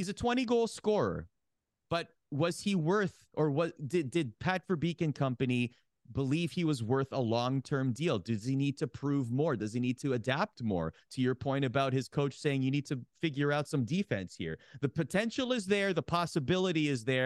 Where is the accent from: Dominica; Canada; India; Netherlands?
Canada; Oakville, Ontario; my hometown, Oakville, Ontario